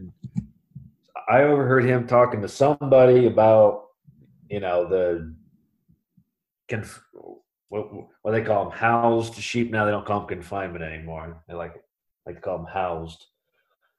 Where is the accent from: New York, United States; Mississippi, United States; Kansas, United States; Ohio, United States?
Ohio, United States; Columbus; now in Mount Vernon, United States; I'm originally from Columbus, Ohio, and I now live in Mount Vernon, Ohio with my wife, Katie. Originally, we both actually grew up in Columbus, in the city and stuff.